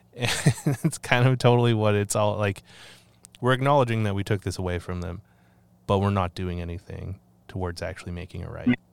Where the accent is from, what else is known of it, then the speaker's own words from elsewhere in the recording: Canada; I love my country and I'm grateful to live in in this land, um, but I don't know how I feel about being Canadian anymore